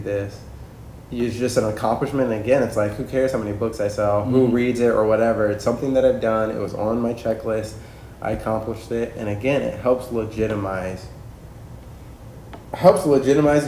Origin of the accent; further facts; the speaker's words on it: Kansas, United States; moved away; I grew up in Kansas